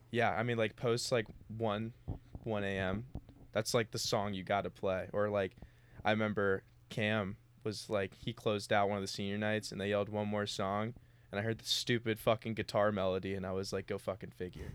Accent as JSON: {"language": "English", "town": "Cincinnati", "region": "Ohio", "country": "United States", "moved": "as an adult", "lives_now": "Oxford, United States", "said": "I'm from Cincinnati"}